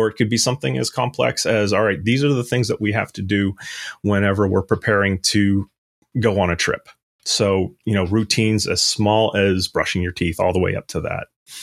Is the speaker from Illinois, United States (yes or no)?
no; Louisville, Kentucky, United States; I am from Louisville, Kentucky. And after graduating from the University of Kentucky in Lexington, I actually started out with a Y2K consulting company.